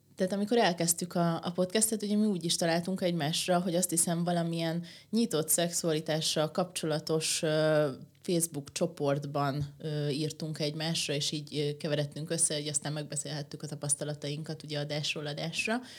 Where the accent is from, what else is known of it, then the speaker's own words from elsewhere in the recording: Székesfehérvár, Fejér, Hungary; én meg Székesfehérváron nőttem föl